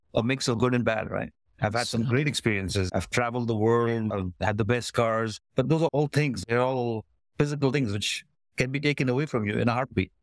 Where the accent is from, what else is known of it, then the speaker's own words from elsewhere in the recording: Kuwait; moved away as an adult; also born or lived in Cyprus / United States; now in Canada; Was born and brought up in the Middle East, in Kuwait, but we are of Indian descent